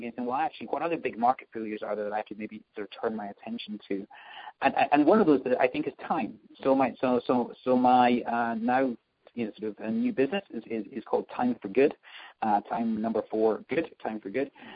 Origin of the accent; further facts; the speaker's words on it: Scotland, United Kingdom; moved away as an adult; also born or lived in London; now in New York, United States; I'm from Scotland, as people might spot from the accent